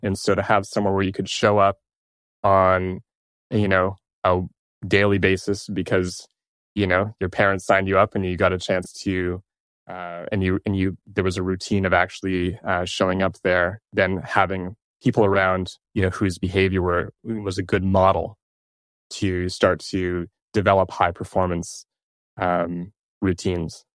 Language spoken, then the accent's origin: English; Toronto, Ontario, Canada; I'm from Toronto